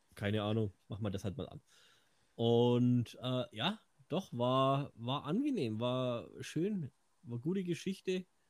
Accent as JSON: {"language": "German", "area": "Franconia", "region": "Bavaria", "country": "Germany", "said": "Außerdem bin ich Franke"}